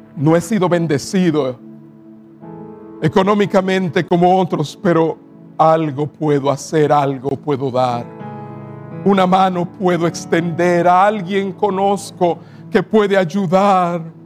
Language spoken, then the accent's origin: Spanish; Cibao, Dominican Republic; mi tierra, en el Cibao